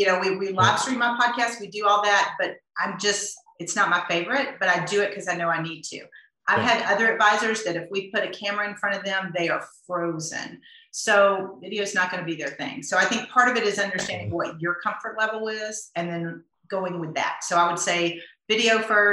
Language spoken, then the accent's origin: English; the South, United States; I grew up in the South